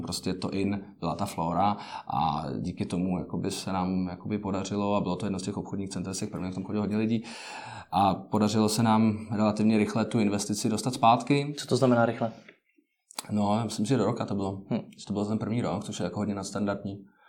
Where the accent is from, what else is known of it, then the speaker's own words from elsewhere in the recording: Prague, Czechia; also born or lived in United States; já jsem z Prahy